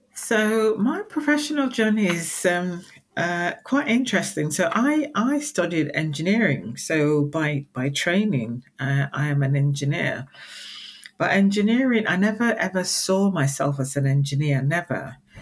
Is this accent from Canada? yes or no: no; Nigeria; moved away as an adult; now in United Kingdom; I was born and raised in Nigeria, I spent uh, quite a lot of my childhood here in the UK uh, with my parents